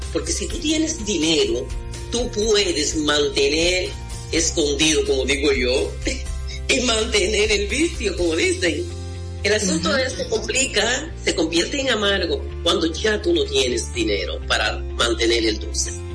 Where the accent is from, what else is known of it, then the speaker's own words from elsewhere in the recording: Mao, Valverde, Dominican Republic; en mi pueblo, en Valverde Mam